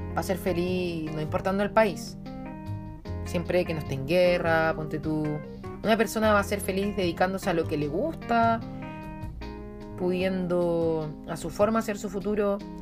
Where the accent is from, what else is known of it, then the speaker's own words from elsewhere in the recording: Chile; yo soy chilena porque mis antepasados eran chilenos